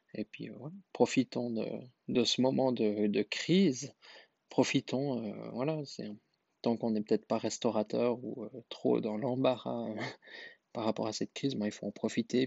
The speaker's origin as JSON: {"language": "French", "country": "Switzerland", "said": "je suis suisse"}